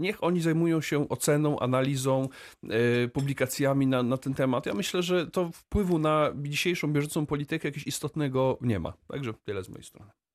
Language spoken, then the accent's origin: Polish; Wrocław, Lower Silesian Voivodeship, Poland; ja jestem wrocławinem z urodzenia.